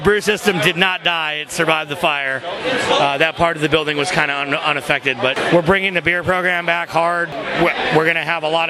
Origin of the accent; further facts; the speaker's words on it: California, United States; moved away; also born or lived in Madison, Wisconsin; I'm from California, so I lived in Madison for a long time